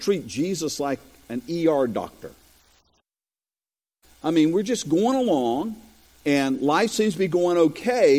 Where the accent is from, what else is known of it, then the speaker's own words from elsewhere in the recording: Robersonville, North Carolina, United States; moved away; also born or lived in Bethel, North Carolina; my hometown of Robertsonville